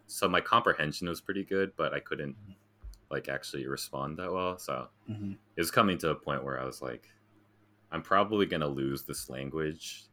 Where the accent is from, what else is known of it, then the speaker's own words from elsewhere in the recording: New Jersey, United States; moved away as an adult; also born or lived in Garden City, Long Island, New York / New York; now in Tokyo, Japan; I moved to New Jersey when I was like seven, I think, and then I was there for a while until, yeah, basically up until college